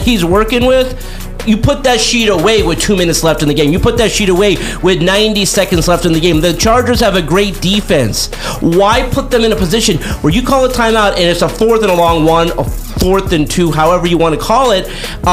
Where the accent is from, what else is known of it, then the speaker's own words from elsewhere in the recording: Los Angeles, California, United States; Me growing up in Los Angeles, I went to Cowboys training camp out here